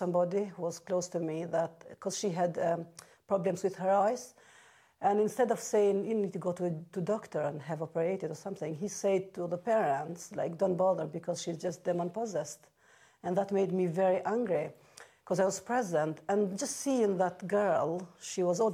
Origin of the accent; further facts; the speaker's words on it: Albania; English is a second language; moved away as an adult; I come from Albania.